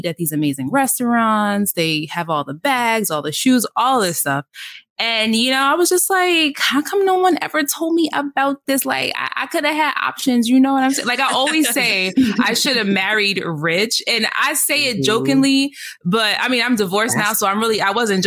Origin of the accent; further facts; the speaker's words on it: New York City, New York, United States; I'm originally from the Bronx, mother of three teenagers.